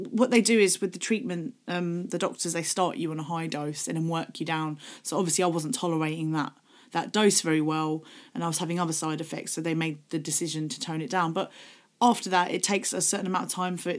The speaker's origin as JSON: {"language": "English", "town": "Gravesend", "region": "South East England", "country": "United Kingdom", "tie": "born or raised there", "said": "I grew up in Gravesend in Kent"}